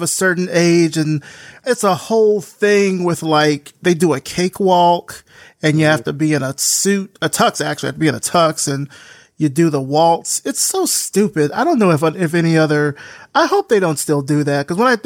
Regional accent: Selma, Alabama, United States; I grew up in Selma, Alabama

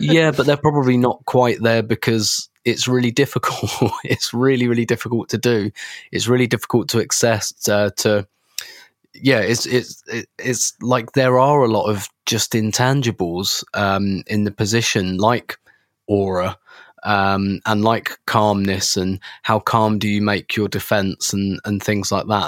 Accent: England, United Kingdom; I'm English

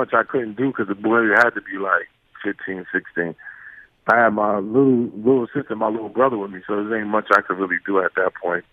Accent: New York City, New York, United States; growing up in Brooklyn, you learn how to fight at an early age

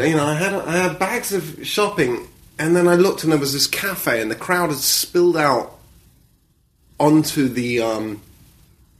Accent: United Kingdom; accent: British; I've got a British accent

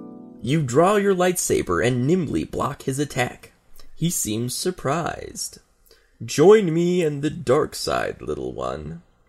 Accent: United States; Well, I'm fucking American, so we should go west, right?

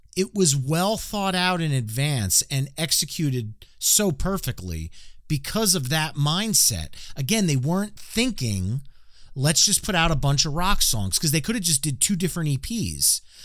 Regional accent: New Jersey, United States; I'm from New Jersey

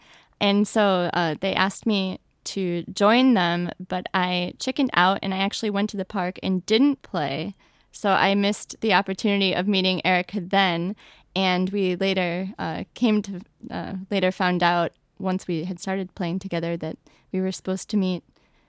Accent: Buffalo, New York, United States; moved away as an adult; now in New York City, United States; I play the flute, and I am originally from Buffalo, New York, and I have been in New York City for the past 11 years

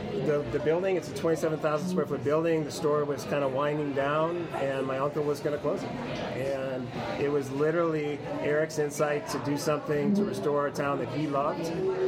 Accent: Bloomington, Minnesota, United States; born or raised there; also born or lived in Cambridge, Minnesota / San Francisco

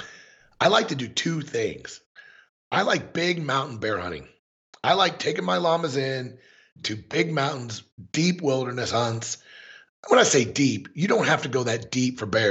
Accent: Springfield, Missouri, United States; moved away as an adult; also born or lived in Columbia, Missouri; now in Montana, United States; most of my life I was in Columbia, Missouri, but I grew up in Springfield

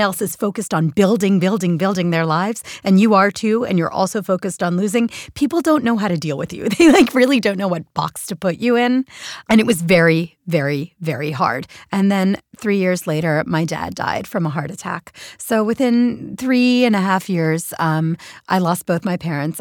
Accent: Philadelphia, Pennsylvania, United States; moved away as an adult; also born or lived in New York City; Philadelphia, where, where, my hometown

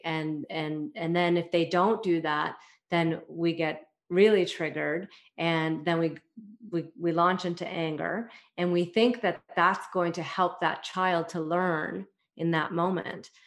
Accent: Toronto, Ontario, Canada; I am from Toronto, Canada

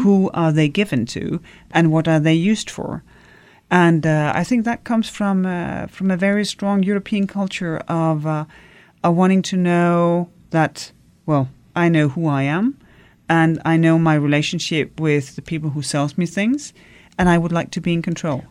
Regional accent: Denmark; I come from Denmark

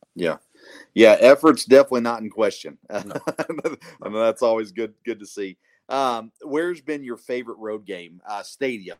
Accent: Murfreesboro, Tennessee, United States; now in Kentucky, United States; I grew up in Murfreesboro

